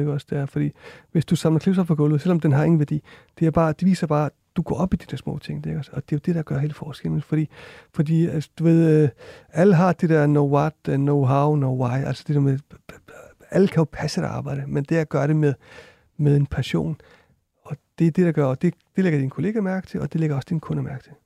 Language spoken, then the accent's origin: Danish; Iceland; moved away; jeg kommer fra Island også